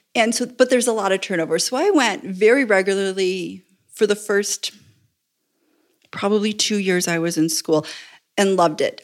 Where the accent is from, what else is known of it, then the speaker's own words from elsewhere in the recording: Buffalo, New York, United States; moved away as an adult; also born or lived in Indiana / Chaparral, New Mexico; now in El Paso, United States; I grew up Presbyterian, uh, baptized, confirmed, married in a Presbyterian church in the little suburb I grew up in just outside of Buffalo.